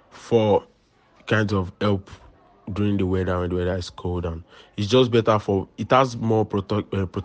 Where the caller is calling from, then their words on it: Ikorodu, Lagos, Nigeria; I'm speaking from Ikorodu.